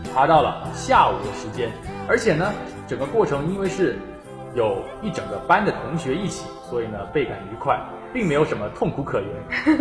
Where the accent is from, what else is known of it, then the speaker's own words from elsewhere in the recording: Guangzhou, Guangdong, China; 我身为一个广州人呢